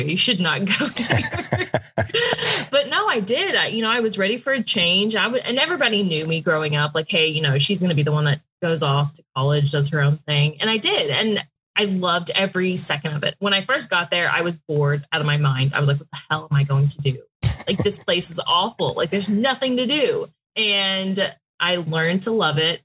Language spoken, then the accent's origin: English; Houston, Texas, United States; moved away as an adult; also born or lived in Pikeville, Kentucky; I'm from Houston, very big city, and I went to college in Pikeville, Kentucky